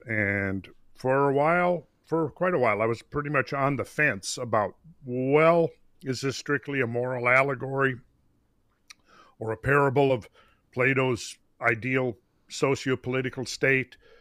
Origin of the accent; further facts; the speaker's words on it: Minnesota, United States; I grew up in Minnesota